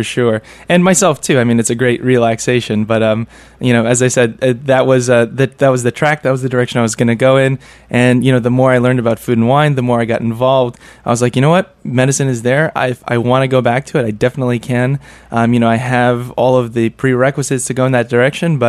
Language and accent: English; New York City, New York, United States; I was coming back to New York City, as you mentioned, my hometown